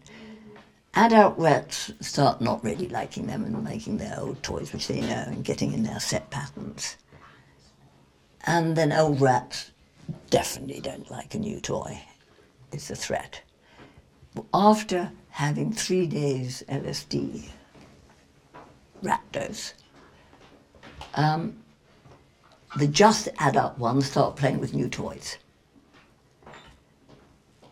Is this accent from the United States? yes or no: no; England, United Kingdom; we're English